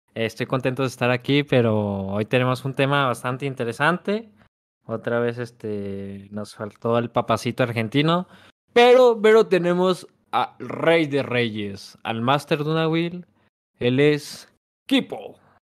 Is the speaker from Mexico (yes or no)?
yes; Zacatecas, Mexico; el cántico que, que practicamos en Zacatecas